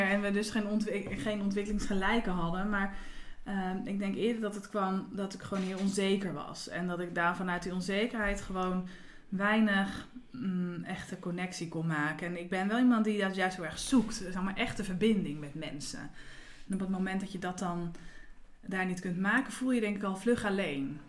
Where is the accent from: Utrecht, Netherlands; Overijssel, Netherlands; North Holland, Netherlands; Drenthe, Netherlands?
Utrecht, Netherlands; Nieuwegein; also born or lived in IJsselstein; now in Houten, Netherlands; ik kom uit Nieuwegein